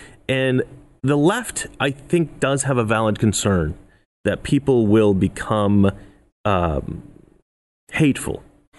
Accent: Oregon, United States; now in Los Angeles, United States; either back home in Oregon where I grew up or in Los Angeles where I live now

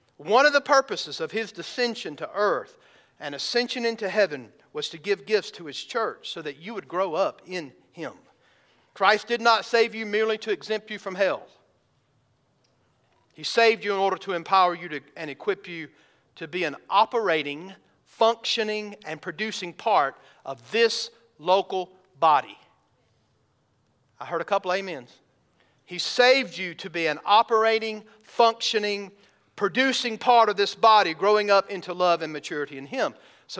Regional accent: the South, United States; I grew up in the South.

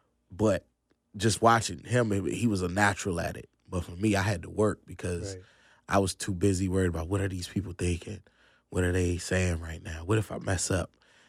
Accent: Virginia, United States; now in North Carolina, United States; Nah, actually that's in Virginia. I'm from Northern Virginia originally.

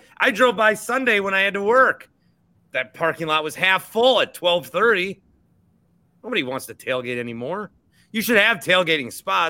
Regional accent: Fond du Lac, Wisconsin, United States; also born or lived in Shorewood, Wisconsin; I'm from Shorewood and I grew up in Fond du Lac

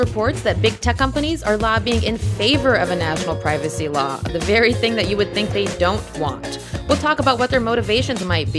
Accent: Nashville, Tennessee, United States; accent: Southern; It's because I used to have a strong Southern accent. I'm from Nashville, and sometimes I just don't sound like everybody else, even though I worked hard to get rid of it.

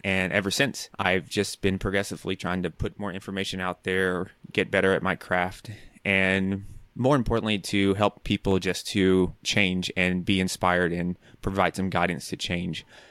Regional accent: Nashville, Tennessee, United States; moved away as an adult; also born or lived in New York; I'm from Nashville, Tennessee, and so New York is quite different from Nashville.

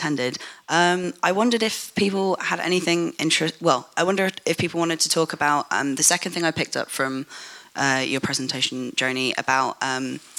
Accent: London, United Kingdom; I'm white British, and I was born in London

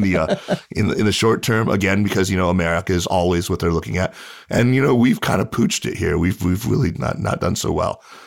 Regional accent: United States; I grew up in the States and I was born here

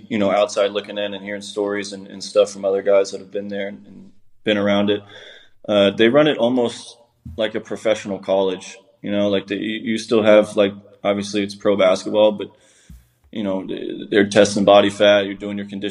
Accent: Texas, United States; I grew up in Texas

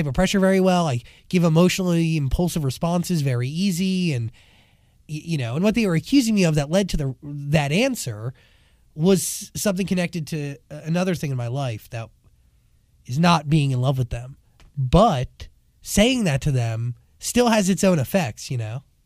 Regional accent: New Jersey, United States; moved away as an adult; now in Los Angeles, United States; growing up in New Jersey right outside of Manhattan

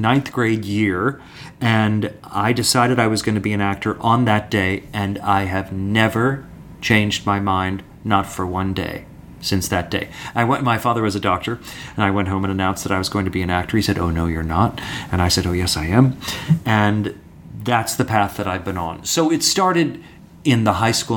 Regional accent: San Francisco Bay Area, California, United States; I'm from the San Francisco Bay Area, and I was going along through junior high school

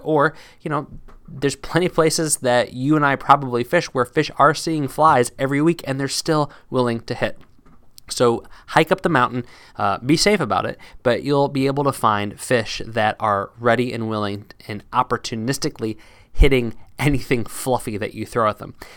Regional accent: Midwest, United States; moved away; also born or lived in East Coast, United States; I had been used to growing up in the Midwest and living on the East Coast

